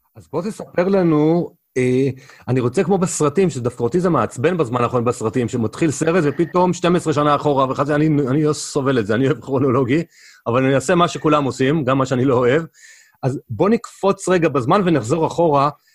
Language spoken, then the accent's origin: Hebrew; Israel; גדלנו בארץ, מדברים עברית